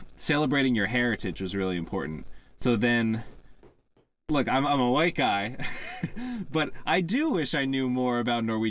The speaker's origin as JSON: {"language": "English", "region": "Pennsylvania", "country": "United States"}